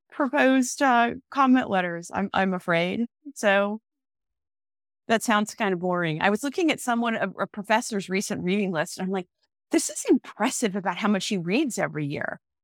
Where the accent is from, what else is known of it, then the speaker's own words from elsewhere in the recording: Omaha, Nebraska, United States; also born or lived in Council Bluffs, Iowa / Texas; growing up in Nebraska